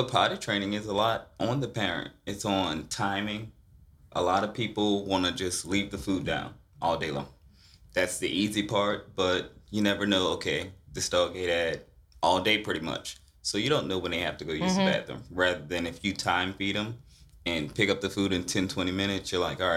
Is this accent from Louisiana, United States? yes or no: yes; Marrero, Louisiana, United States; moved away as an adult; also born or lived in Lafayette, Louisiana; I was raised on the West Bank in Marrero